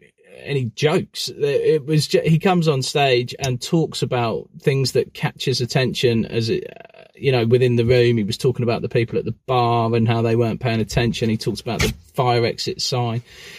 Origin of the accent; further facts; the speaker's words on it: Newport Pagnell, South East England, United Kingdom; my hometown of Newport Pagnell